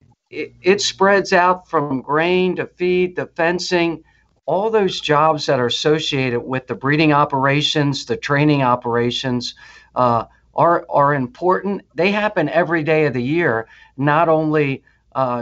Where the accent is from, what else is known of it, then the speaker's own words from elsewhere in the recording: Harford County, Maryland, United States; I grew up in Harford County farming community